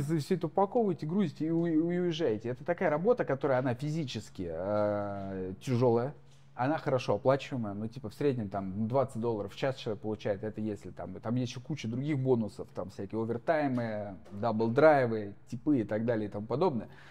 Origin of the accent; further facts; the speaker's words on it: Moscow, Russia; moved away as an adult; also born or lived in Oryol Oblast; now in United States; Я как человек, профессиональный москвич, проживший там сколько, 30 миллионов лет э, в Москве